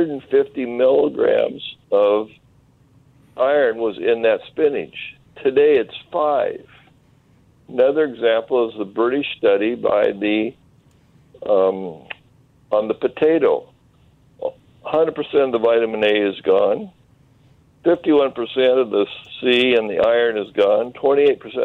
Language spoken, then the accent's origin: English; Eastern Washington, United States; I'm from Eastern Washington, and my family had orchards up at Oroville, south of Penticton